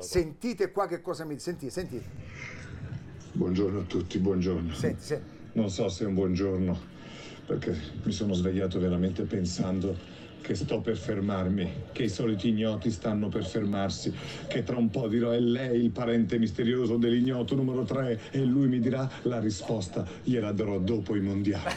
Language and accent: Italian; Augusta, Sicily, Italy; la squadra del mio paese di Augusta